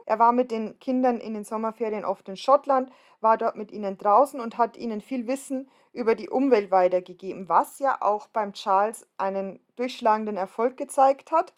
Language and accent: German; Bavarian Forest, Germany; in meiner Heimat im Bayerischen Wald